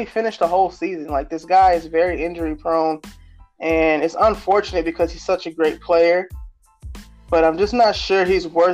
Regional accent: Daytona Beach, Florida, United States; my hometown, Daytona Beach, hometown high school

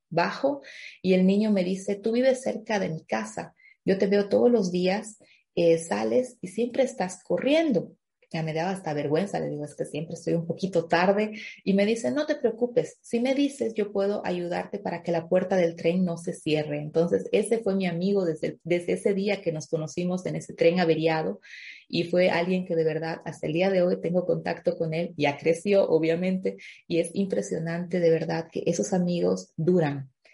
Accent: La Paz, Bolivia; moved away as an adult; also born or lived in Stuttgart, Germany; now in Germany; Yo viví ese duelo migratorio en mi país, Bolivia antes de llegar a Alemania

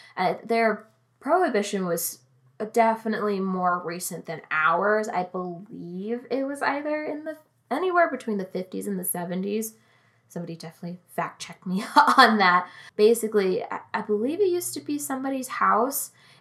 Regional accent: United States; Because as Americans, we're a little loud.

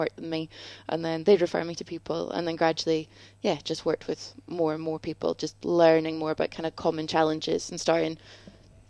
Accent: Scotland, United Kingdom; now in London, United Kingdom; I'm originally from Scotland. Now we're both in London

